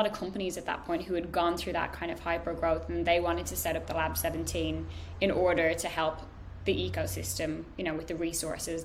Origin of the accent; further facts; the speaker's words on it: Ireland; moved away as an adult; I'm Irish, so I was on a visa.